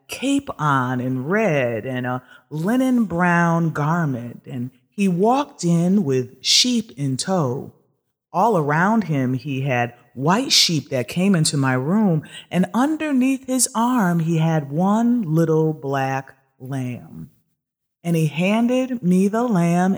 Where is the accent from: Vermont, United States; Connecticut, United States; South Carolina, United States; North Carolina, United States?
Connecticut, United States; Norfolk; We grew up in the Roman Catholic Church up in Norfolk, Connecticut, at a church called Immaculate Conception.